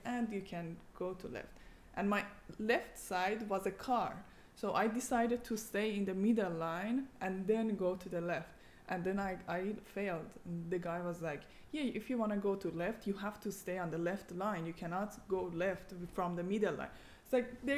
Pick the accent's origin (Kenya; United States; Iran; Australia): Iran; now in Eindhoven, Netherlands; I come from Iran